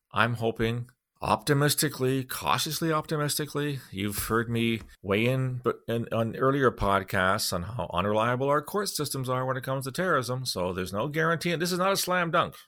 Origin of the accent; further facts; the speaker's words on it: Canada; as a Canadian taxpayer